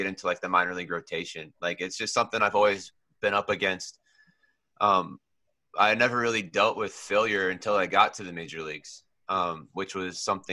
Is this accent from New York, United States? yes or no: no; Oregon, United States; also born or lived in California; Californian born and Oregon raised